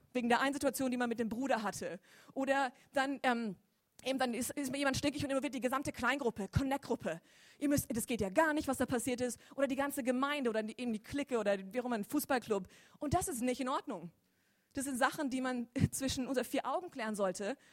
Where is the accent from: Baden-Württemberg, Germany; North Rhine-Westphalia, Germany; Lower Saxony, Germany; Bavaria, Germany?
Baden-Württemberg, Germany; Lörrach; Ich bin gebürtig auch aus Lörrach